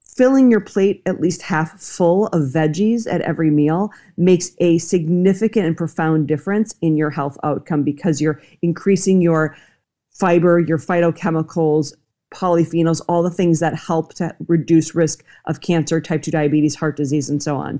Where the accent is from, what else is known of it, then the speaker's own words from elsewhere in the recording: Minnesota, United States; now in Los Angeles, United States; I grew up in Minnesota. And I'm in Los Angeles now